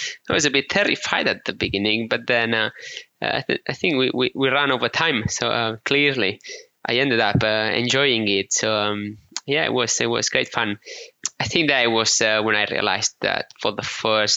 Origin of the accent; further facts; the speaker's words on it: Menorca, Balearic Islands, Spain; accent: Menorcan; English is a second language; moved away as an adult; also born or lived in Barcelona / United Kingdom; we islanders are quite isolated from the rest of the world